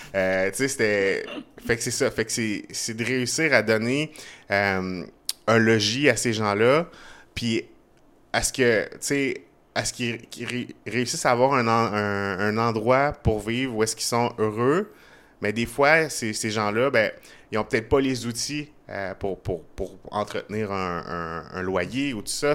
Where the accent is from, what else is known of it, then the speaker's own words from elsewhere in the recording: Trois-Rivières, Quebec, Canada; now in Montreal, Canada; je suis né à Montréal, j'ai grandi à Trois-Rivières, je suis resté pendant 10 euh, ans à peu près à Québec